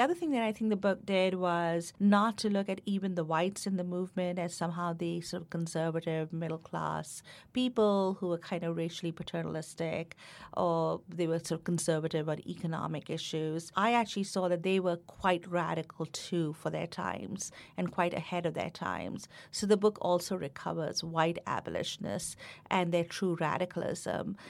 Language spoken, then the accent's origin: English; India; moved away as an adult; now in United States; growing up in India